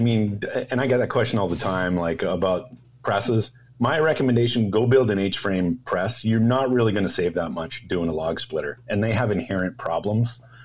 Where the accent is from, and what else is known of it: Toronto, Ontario, Canada; born or raised there; moved away as an adult; now in Bay Area, United States